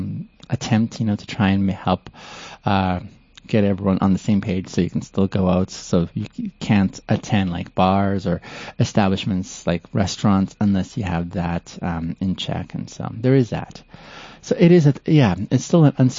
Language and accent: English; Canada; moved away as an adult; also born or lived in Ethiopia / Kenya; now in Calgary, Canada; I moved to Canada on the West Coast, and that's where I grew up.